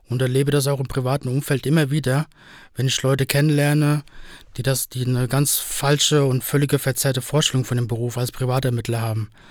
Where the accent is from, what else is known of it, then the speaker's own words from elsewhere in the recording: Spain; now in Berlin, Germany; Das ist zum Beispiel in Österreich zwingend so und auch in meiner Heimat Spanien.